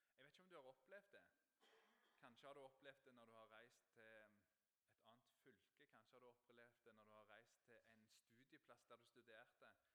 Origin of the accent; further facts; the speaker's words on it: Ryfylke, Rogaland, Norway; jeg er oppvokst på Fågen i Ryfylke, og det er nynorsk land